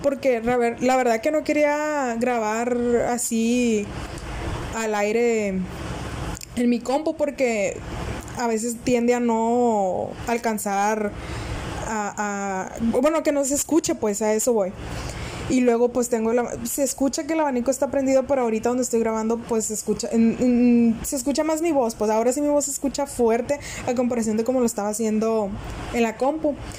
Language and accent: Spanish; northern Mexico, Mexico; soy del norte de México